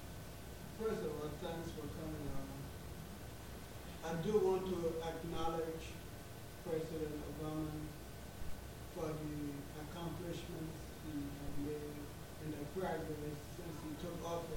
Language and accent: English; Liberia